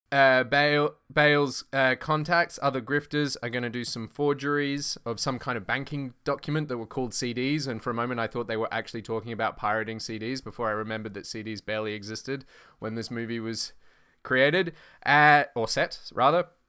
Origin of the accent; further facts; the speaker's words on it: Australia; I'm Australian